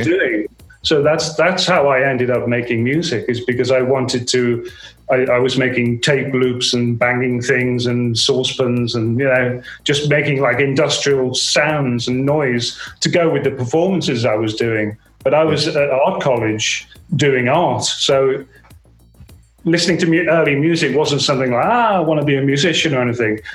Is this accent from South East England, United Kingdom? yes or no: no; Merseyside, North West England, United Kingdom; I grew up in Merseyside